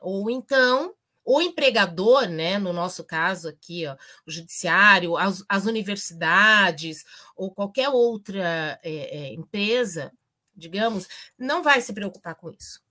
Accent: Campinas, São Paulo, Brazil; now in Paraná, Brazil; Na minha terra, eu sou de Campinas originalmente

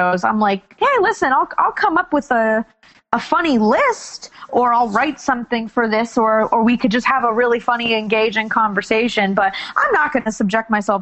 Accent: Miami, Florida, United States; moved away as an adult; also born or lived in Queens, New York City; I grew up in Miami. My mom and dad are here.

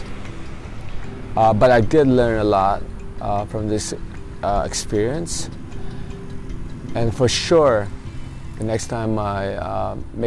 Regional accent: Los Angeles, California, United States; moved away; I'm from Los Angeles, California

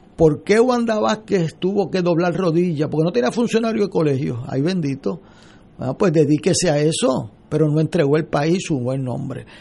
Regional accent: Puerto Rico; como puertorriqueños

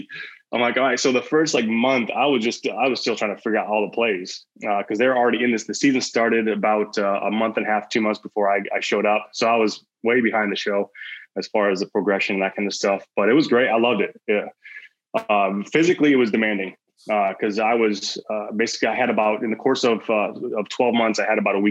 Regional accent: Michigan, United States; I'm from Michigan originally, in the U.S.

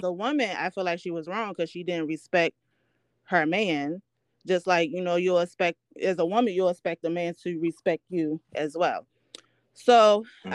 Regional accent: Baltimore, Maryland, United States; now in New York City, United States; I'm from Baltimore, Maryland. I currently live in New York City.

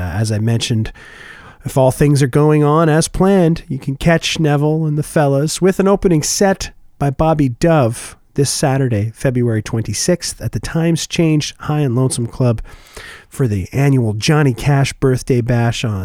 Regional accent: Oshawa, Ontario, Canada; now in Winnipeg, Canada; at the Oshawa Center, the large mall back in my hometown

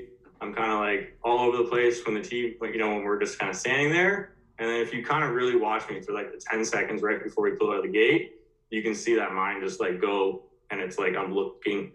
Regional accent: Ontario, Canada; I grew up in Ontario skiing

